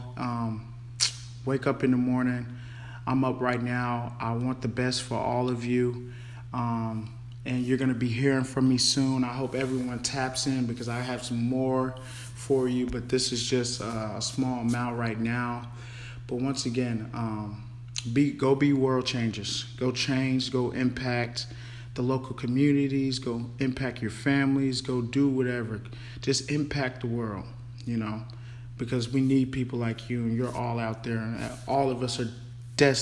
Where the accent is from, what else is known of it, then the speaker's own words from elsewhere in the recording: Denton, Texas, United States; also born or lived in Carrollton, Texas / San Marcos, Texas; I was born in Carrollton, Texas, grew up in Den, Texas, went to Den Geyer